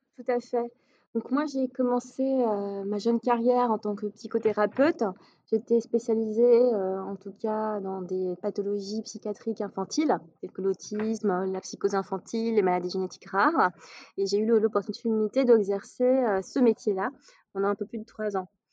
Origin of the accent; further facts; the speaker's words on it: Casablanca, Casablanca-Settat, Morocco; moved away as an adult; now in Paris, France; je suis née, j'ai grandi au Maroc, à Casablanca.